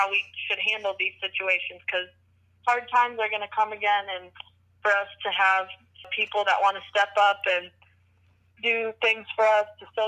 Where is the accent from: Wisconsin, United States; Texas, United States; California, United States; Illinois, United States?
Wisconsin, United States; it's in my home state.